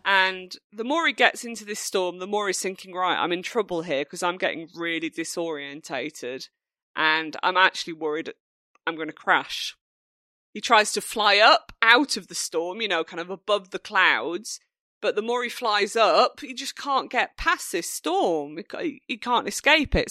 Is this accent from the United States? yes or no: no; United Kingdom; being British